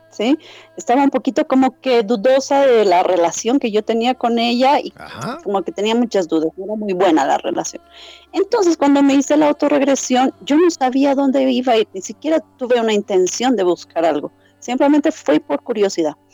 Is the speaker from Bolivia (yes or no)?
yes; Bolivia; soy la única boliviana registrada por el momento en la página oficial de Quantum Healing Hypnosis Technique